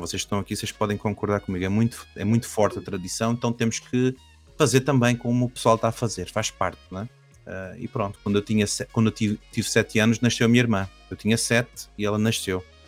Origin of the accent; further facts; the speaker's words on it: Caldas da Rainha, Centro, Portugal; also born or lived in Brazil; eu nasci no Brasil, mas quando era muito pequenino, eu vim para Portugal. E eu não era aqui do norte, eu fui lá para as Caldas da Rainha